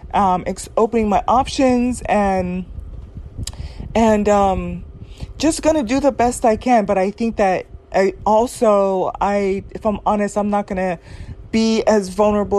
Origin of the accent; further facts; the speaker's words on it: Southern California, United States; my experience growing up in Southern California